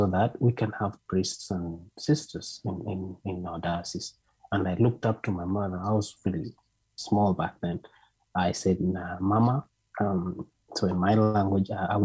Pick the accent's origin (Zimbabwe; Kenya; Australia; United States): Kenya; moved away; I'm from Kenya.